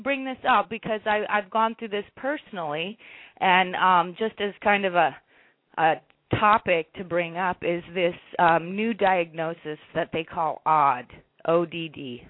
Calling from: Hawaii, United States; Hi, this is … I'm calling from Hawaii.

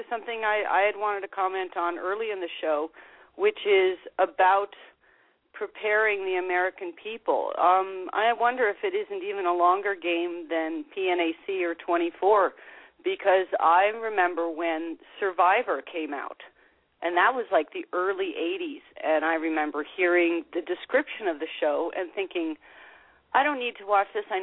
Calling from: Canada; Uh, this is … from Canada.

